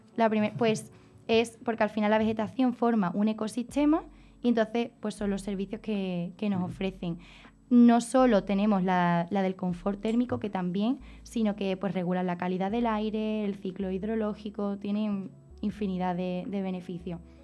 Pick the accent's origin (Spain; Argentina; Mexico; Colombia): Spain; Niebla, Andalusia; mi pueblo Niebla conquistó parte de Sevilla